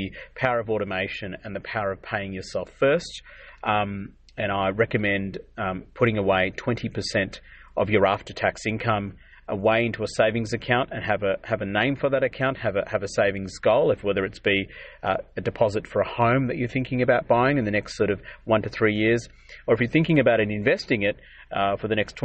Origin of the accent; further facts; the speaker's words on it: Adelaide, South Australia, Australia; I grew up in South Australia, Adelaide